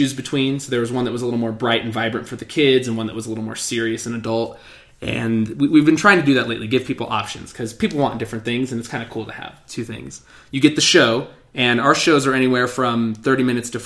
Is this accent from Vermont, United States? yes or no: no; Colorado, United States; We're from Colorado, and we're very proud about